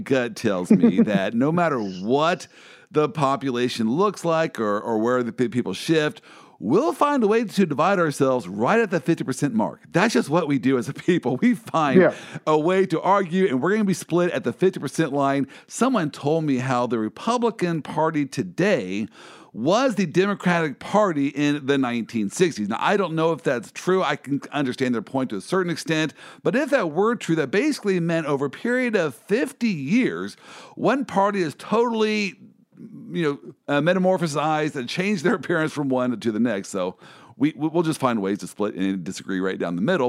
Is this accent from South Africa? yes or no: no; Midwest, United States; I am not from the East Coast. I am from the Midwest